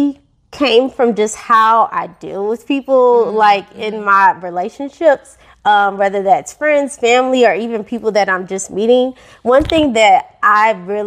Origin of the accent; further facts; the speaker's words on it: St. Louis, Missouri, United States; I grew up in St. Louis, Missouri, born and raised.